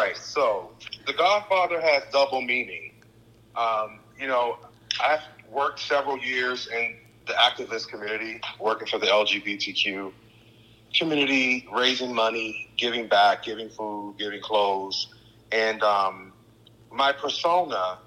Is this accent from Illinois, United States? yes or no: yes; Chicago, Illinois, United States; moved away as an adult; also born or lived in Mississippi; now in Los Angeles, United States; from Chicago, Illinois, I was born in Mississippi, raised in Chicago